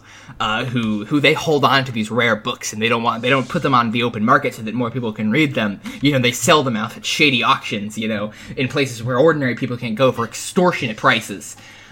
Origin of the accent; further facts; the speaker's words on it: East Coast, United States; I'm from the East Coast